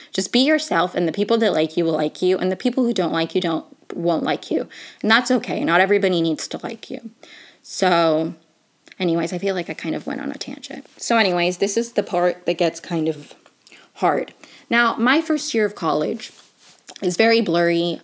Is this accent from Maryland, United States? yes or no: yes; Maryland, United States; I grew up in Maryland